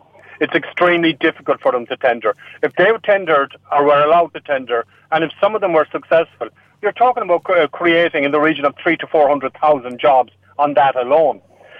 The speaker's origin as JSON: {"language": "English", "region": "Gaeltacht", "country": "Ireland", "first_language": "Irish", "second_language": "English", "said": "being from the Gaeltacht, Irish is my first language. I had to learn English. It's my second language."}